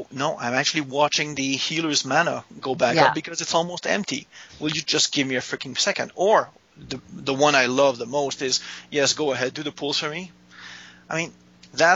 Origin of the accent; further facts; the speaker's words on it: Canada; I am Canadian